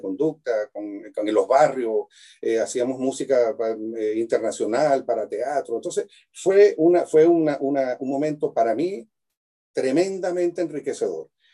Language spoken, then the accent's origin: Spanish; Venezuela; moved away as an adult; also born or lived in Mérida, Venezuela / Cremona, Italy / Europe; now in Chile; yo nací en Venezuela